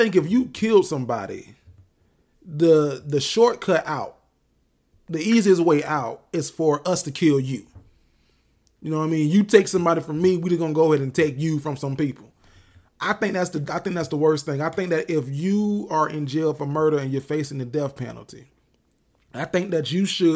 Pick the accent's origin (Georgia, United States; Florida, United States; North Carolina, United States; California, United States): Florida, United States; I'm from Florida